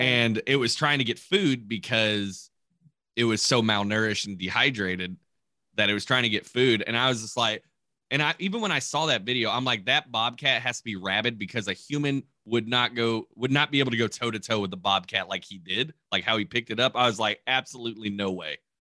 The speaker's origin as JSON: {"language": "English", "region": "Kentucky", "country": "United States", "tie": "born or raised there", "moved": "yes", "said": "where I grew up in Kentucky"}